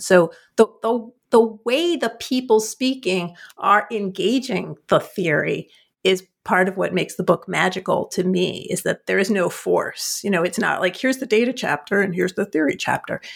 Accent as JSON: {"language": "English", "region": "New Jersey", "country": "United States", "said": "I'm from New Jersey"}